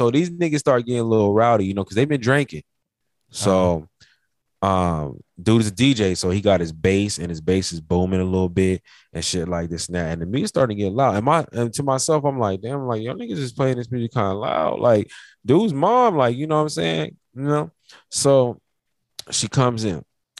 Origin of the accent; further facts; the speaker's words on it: Memphis, Tennessee, United States; I'm from Memphis, man.